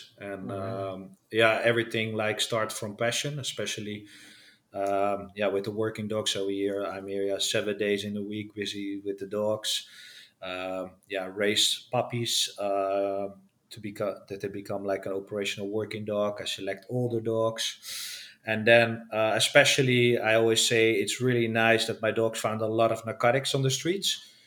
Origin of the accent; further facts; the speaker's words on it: Netherlands; I'm from the Netherlands